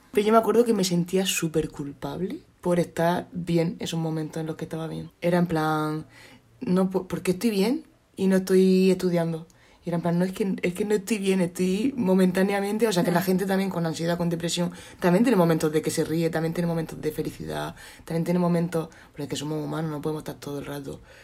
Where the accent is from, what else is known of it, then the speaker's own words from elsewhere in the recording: Cartagena, Region of Murcia, Spain; que soy de Cartagena